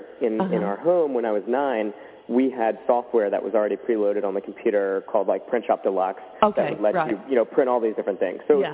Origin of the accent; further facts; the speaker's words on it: Roanoke, Virginia, United States; I was born and raised in Roanoke, Virginia, which is in Southwest Virginia.